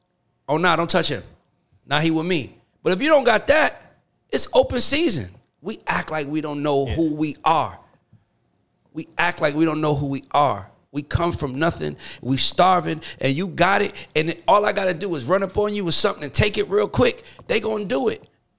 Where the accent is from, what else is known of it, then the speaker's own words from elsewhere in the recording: College Park, United States; moved away; also born or lived in Bronx, New York; I'm from College Park, but I was born in the Bronx.